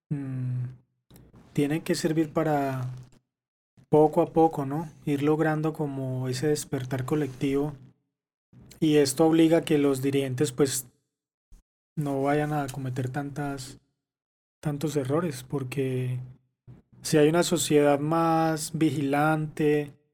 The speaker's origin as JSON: {"language": "Spanish", "country": "Colombia"}